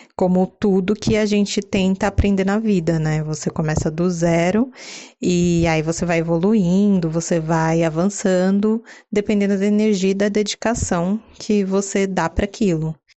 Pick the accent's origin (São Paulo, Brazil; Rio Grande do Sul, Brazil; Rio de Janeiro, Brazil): São Paulo, Brazil; paulistana, daquelas poucas que adora viver em São Paulo